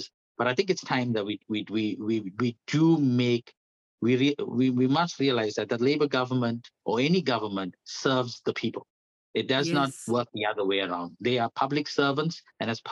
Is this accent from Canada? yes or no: no; South Africa; moved away as an adult; now in New Zealand; I'm from South Africa. I was born at a time where it was apartheid government